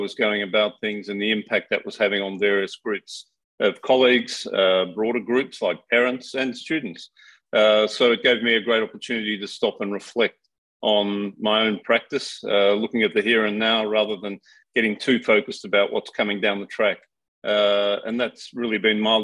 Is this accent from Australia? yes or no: yes; Australia; moved away as an adult; also born or lived in New Zealand / United Kingdom; now in Singapore; I am Australian